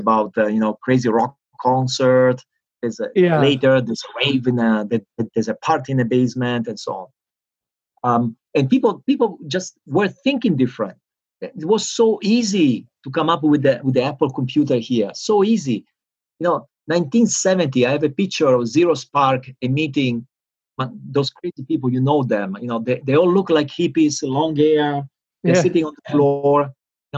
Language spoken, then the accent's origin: English; Italy; moved away as an adult; also born or lived in California; in Italy, my home country